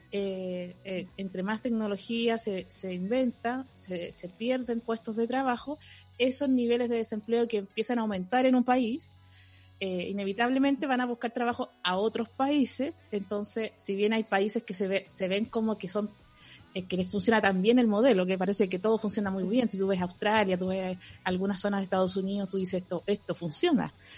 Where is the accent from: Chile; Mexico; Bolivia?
Chile; no sé si hay algo que nos una como chilenos